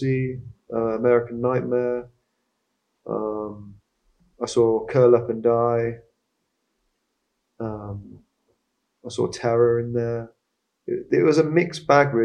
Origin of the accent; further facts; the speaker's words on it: Swindon, South West England, United Kingdom; also born or lived in Bath; I grew up in Swindon, but I was born in Bath, but we moved to Swindon when I was pretty young.